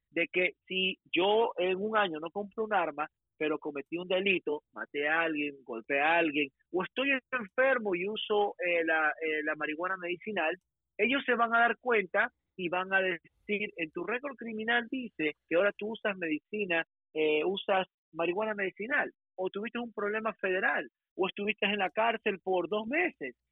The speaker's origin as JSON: {"language": "Spanish", "country": "Ecuador", "moved": "yes", "lives_now": "United States", "said": "yo soy ecuatoriano, yo soy bien latino, hablo español bien"}